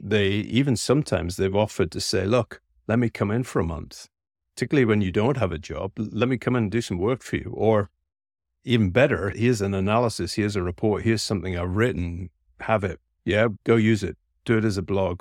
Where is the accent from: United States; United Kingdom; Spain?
United Kingdom; Scotland; I'm a Scotsman by birth